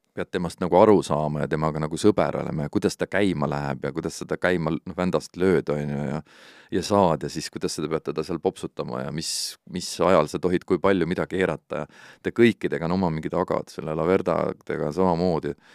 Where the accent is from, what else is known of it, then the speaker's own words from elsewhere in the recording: Estonia; Eesti on minu kodumaa ikkagi